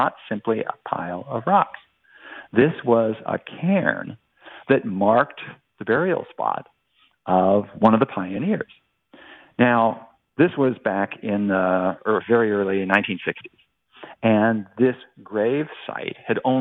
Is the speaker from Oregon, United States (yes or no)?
yes; Oregon, United States; I'm a Westerner myself. I grew up in Oregon